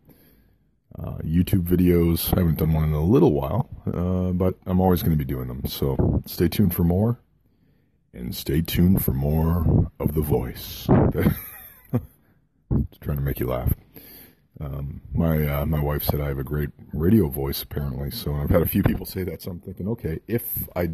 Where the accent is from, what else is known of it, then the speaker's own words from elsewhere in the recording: Kitchener, Ontario, Canada; the hospital in Kitchener, Ontario, Canada, my hometown, Waterloo, Kitchener